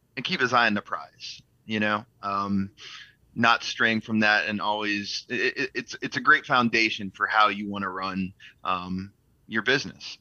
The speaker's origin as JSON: {"language": "English", "town": "Blacksburg", "region": "Virginia", "country": "United States", "tie": "born or raised there", "said": "I grew up in Blacksburg"}